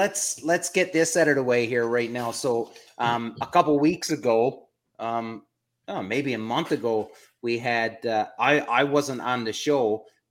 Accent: Prince Edward Island, Canada; know where I'm from, the province I'm from, it's an island off the east coast of Canada. So, you know, my hometown is 300 people max.

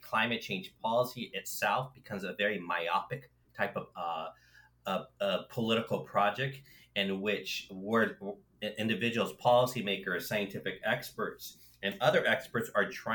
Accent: Los Angeles, California, United States; I grew up in Los Angeles, in California

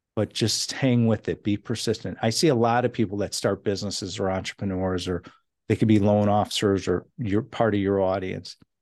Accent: Chicago, Illinois, United States; now in California, United States; I come from Chicago

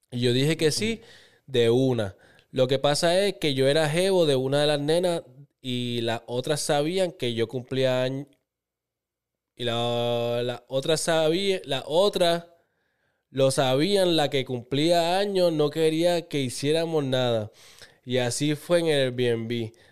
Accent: Bayamón, Puerto Rico; Soy de Bayamón y quiero mantenerme anónimo.

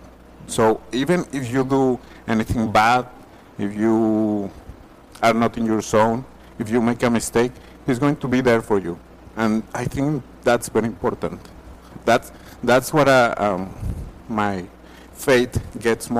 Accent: Torreón, Coahuila, Mexico; moved away as an adult; now in United States; I grew up in Mexico, a city called Torreon. It's in the north, Coahuila

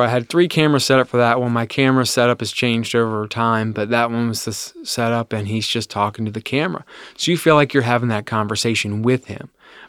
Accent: Ohio, United States; I grew up in Claremont County in the Amelia area. From there, I've never left Claremont County. That's my home. I love it there. I live in Bethel right now, little tiny town, 2,000 people.

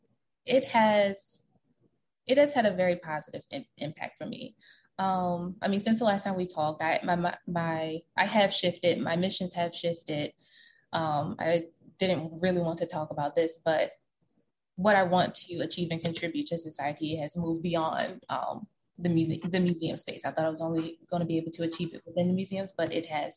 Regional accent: Baltimore County, Maryland, United States; the first 5 years of my life, I grew up in Baltimore City

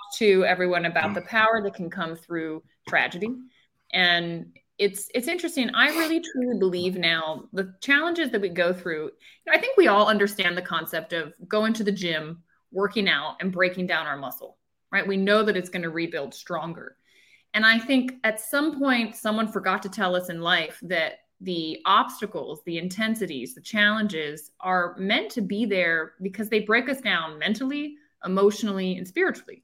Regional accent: Annapolis, Maryland, United States; also born or lived in Charlottesville, Virginia; So I grew up in Maryland. I grew up right outside of Annapolis, Maryland

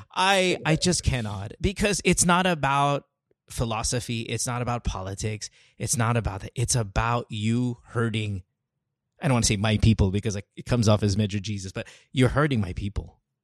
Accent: Central Luzon, Philippines; moved away as an adult; now in United States; I grew up in Bulacan

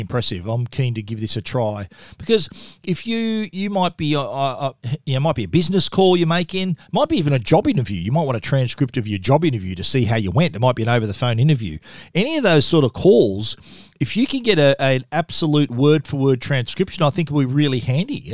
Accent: Australia; accent: Australian; my accent

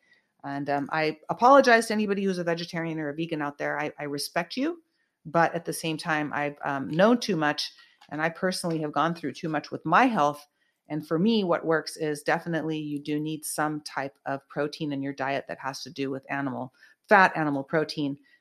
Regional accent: Bay Area, Northern California, United States; moved away as an adult; now in Los Angeles, United States; I grew up in the Bay Area

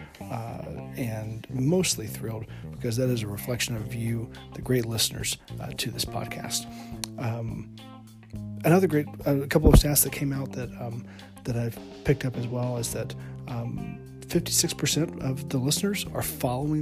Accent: northwest Alabama, United States; also born or lived in Brazil; I grew up in Alabama in the northwest corner.

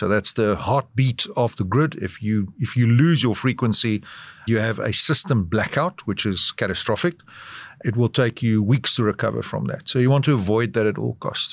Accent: South Africa; as you can probably tell from my accent, I'm from South Africa

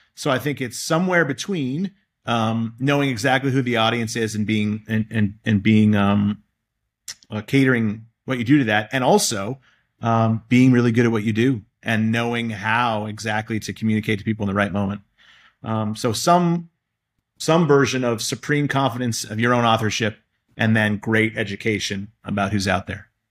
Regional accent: Boston, Massachusetts, United States; I grew up in Boston and I've spent my whole career here

